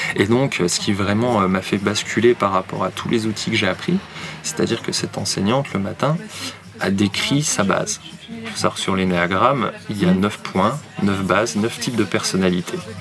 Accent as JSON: {"language": "French", "town": "Nancy", "region": "Grand Est", "country": "France", "tie": "born or raised there", "said": "J'ai grandi à Nancy"}